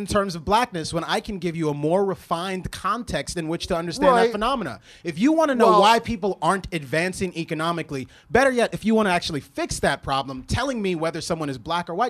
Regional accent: Washington, District of Columbia, United States; also born or lived in Virginia / Maryland; I'm from DC

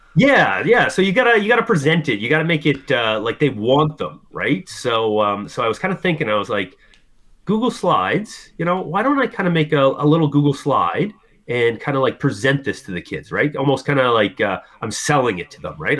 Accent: Halifax, Nova Scotia, Canada; I'm from Halifax, Nova Scotia, Canada.

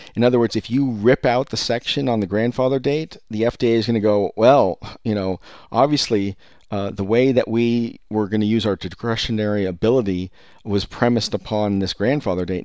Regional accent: Silicon Valley, California, United States; I was born and raised in Silicon Valley

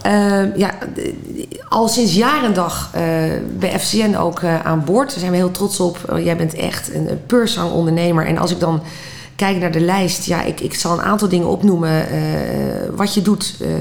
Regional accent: Netherlands

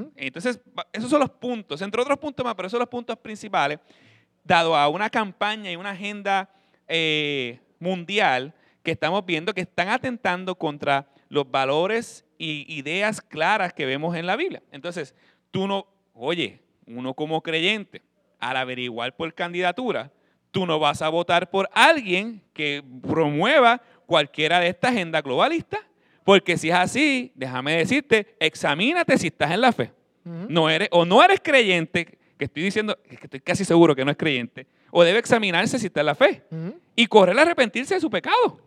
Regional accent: Puerto Rico; como pueblo latino puertorriqueño

